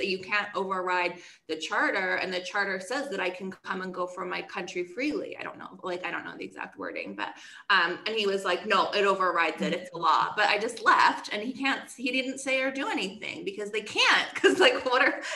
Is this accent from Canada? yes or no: yes; Canada